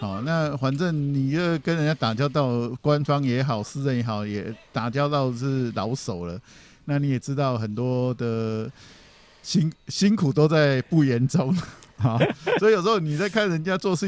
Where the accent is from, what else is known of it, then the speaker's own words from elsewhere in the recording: Taiwan; 其所以其实我们知道，大陆现在很多的产业都是我们台湾人去帮忙的，